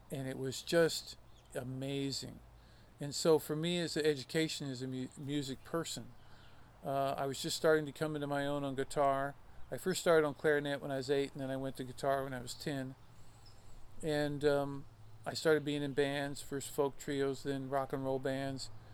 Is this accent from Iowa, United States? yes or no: yes; Fort Madison, Iowa, United States; really grew up for the first few years of my life on the Mississippi River in a little town called Fort Madison.